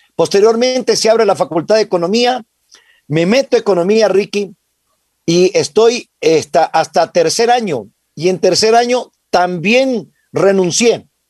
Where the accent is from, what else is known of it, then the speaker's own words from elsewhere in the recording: Piñas, El Oro, Ecuador; now in Quito, Ecuador; yo nací en Piñas, provincia del Oro